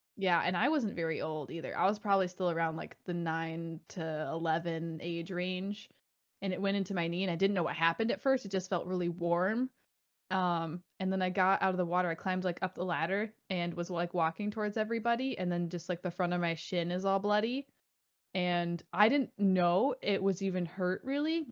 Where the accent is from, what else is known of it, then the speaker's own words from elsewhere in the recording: Michigan, United States; I grew up in Michigan